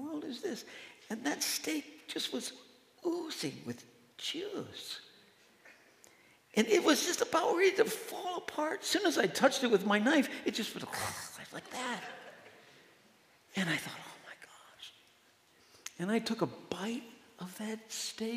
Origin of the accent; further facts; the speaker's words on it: Midwest, United States; now in Madison, United States; I'm from the Midwest. So, you know, I'm Midwest nice